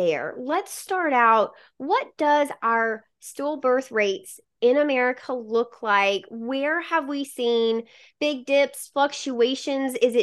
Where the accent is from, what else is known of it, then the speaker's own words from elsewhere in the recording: Mississippi, United States; I'm from Mississippi